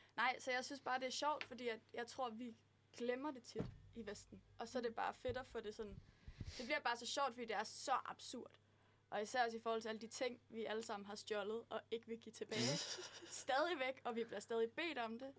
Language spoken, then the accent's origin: Danish; Aarhus, Central Denmark Region, Denmark; Jeg er fra Aarhus.